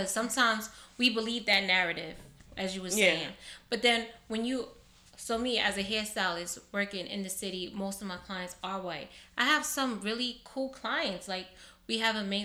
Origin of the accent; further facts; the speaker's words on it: New York City, New York, United States; me being an American person, born and raised in New York City, I'm a city girl.